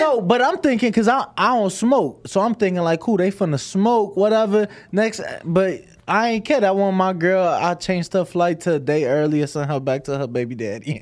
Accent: Chicago, Illinois, United States; now in Las Vegas, United States; I'm from Chicago

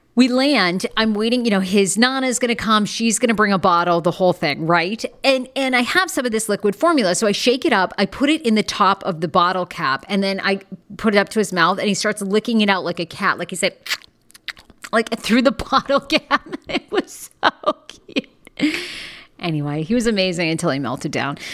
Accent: United States; being an American

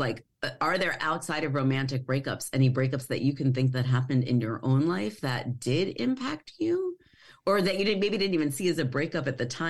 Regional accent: Long Island, New York, United States; I grew up on Long Island, and I just didn't ever, I mean, I probably look like I fit in very well, but I didn't ever feel like I fit in.

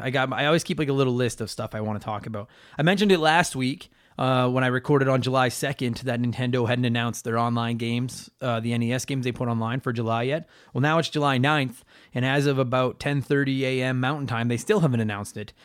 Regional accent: Canada

